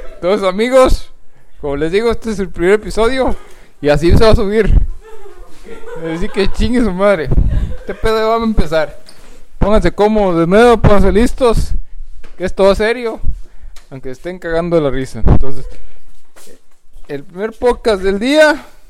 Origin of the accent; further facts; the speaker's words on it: Guanajuato, Mexico; moved away; nosotros somos de Guanajuato